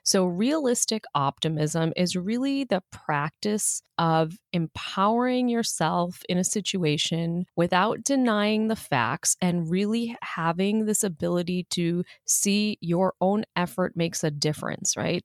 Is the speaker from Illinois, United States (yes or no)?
yes; Chicago, Illinois, United States; moved away; when I grew up in Chicago